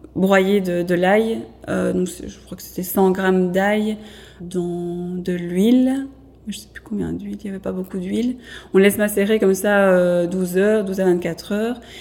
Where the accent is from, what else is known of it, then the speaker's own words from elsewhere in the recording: Mons, Wallonia, Belgium; je suis de Montoise à la base